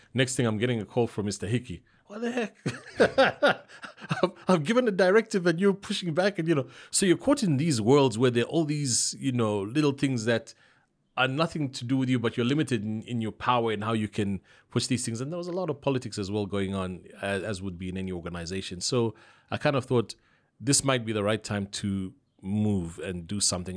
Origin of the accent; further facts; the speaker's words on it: Zambia; I'm from Zambia, it's Zambezi